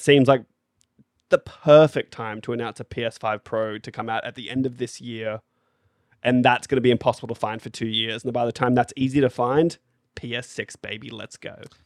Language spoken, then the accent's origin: English; Australia; 'cause we're Australian